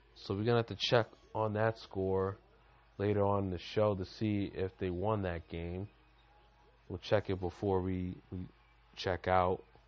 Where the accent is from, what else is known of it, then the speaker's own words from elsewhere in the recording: Lynn, Massachusetts, United States; moved away; I'm from Lynn